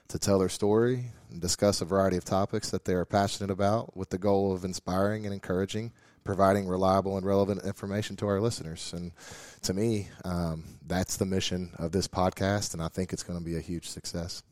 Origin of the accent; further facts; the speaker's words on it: North Carolina, United States; moved away as an adult; now in West Virginia, United States; I grew up in North Carolina